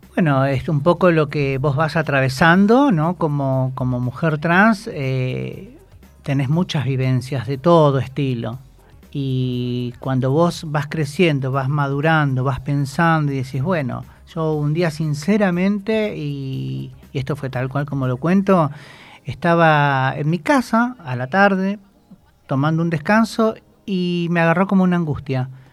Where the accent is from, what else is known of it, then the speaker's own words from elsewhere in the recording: Moreno, Buenos Aires Province, Argentina; yo soy de Moreno